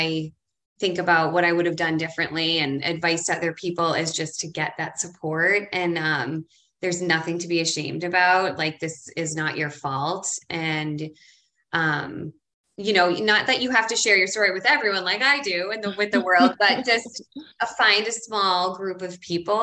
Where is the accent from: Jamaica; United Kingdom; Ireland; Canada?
Ireland; now in Boston, United States; I'm from Ireland and I was raised Irish Catholic.